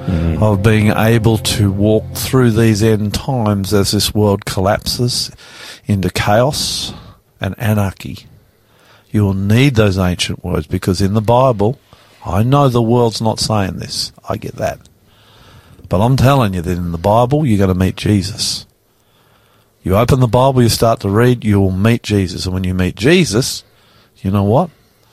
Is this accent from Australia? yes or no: yes; Australia; I'm the Aussie pastor.